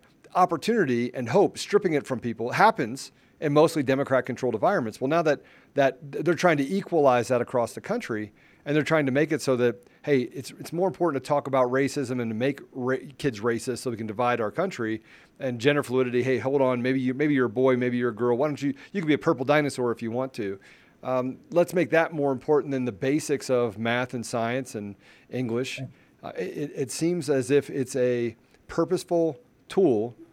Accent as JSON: {"language": "English", "town": "Washington", "region": "District of Columbia", "country": "United States", "tie": "born or raised there", "said": "I grew up in the Washington, D.C. area. I grew up rather poor"}